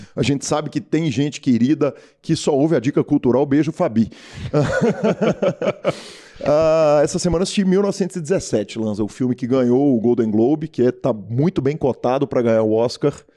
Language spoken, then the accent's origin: Portuguese; Minas Gerais, Brazil; accent: mineiro; sotaque nosso, é, o sotaque mineiro